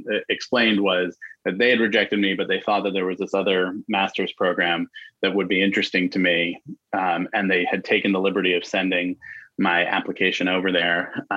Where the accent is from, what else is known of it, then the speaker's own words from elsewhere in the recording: New York City, New York, United States; also born or lived in Chicago; I grew up in New York City in Manhattan